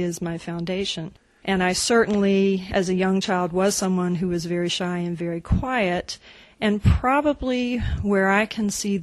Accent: West Virginia, United States; I grew up in West Virginia

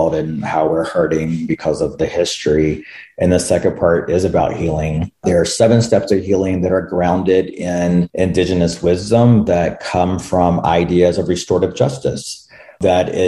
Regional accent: North Carolina, United States; North Carolina, which is where I'm from

